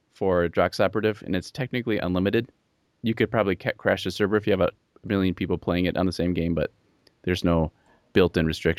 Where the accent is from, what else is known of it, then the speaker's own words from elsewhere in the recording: Bolivia; moved away; I grew up in Bolivia, and we came back.